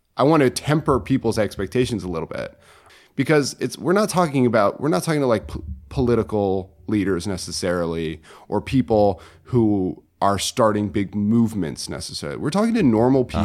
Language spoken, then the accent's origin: English; Connecticut, United States; moved away; I, am from Connecticut originally